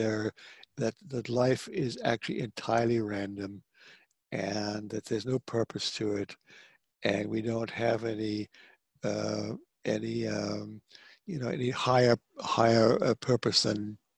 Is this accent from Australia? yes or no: no; South Africa; moved away; I grew up in South Africa